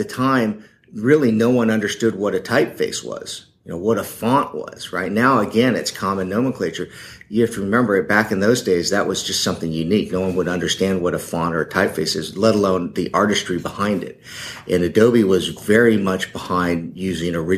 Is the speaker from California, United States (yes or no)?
yes; Silicon Valley, California, United States; I was born and raised in the Silicon Valley